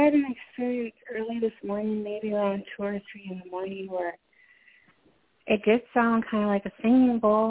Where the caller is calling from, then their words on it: Minnesota, United States; calling from Minnesota.